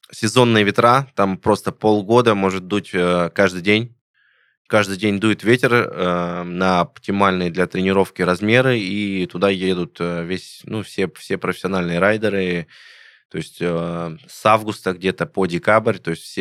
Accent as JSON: {"language": "Russian", "town": "Voronezh", "region": "Voronezh Oblast", "country": "Russia", "tie": "born or raised there", "said": "там в Воронеже катание, ну, в моем родном городе, откуда я"}